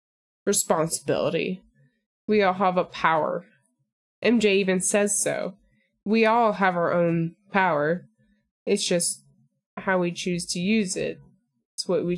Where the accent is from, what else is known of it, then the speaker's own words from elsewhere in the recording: Missouri, United States; I'm from Missouri